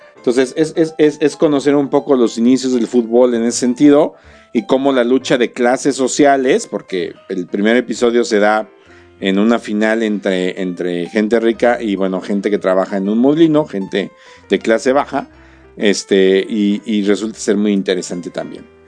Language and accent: Spanish; Querétaro, Mexico; para los que somos queretanos